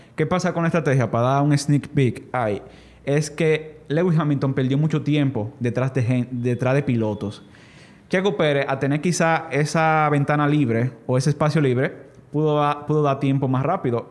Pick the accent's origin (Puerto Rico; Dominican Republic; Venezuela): Dominican Republic; yo como dominicano que, sé, que soy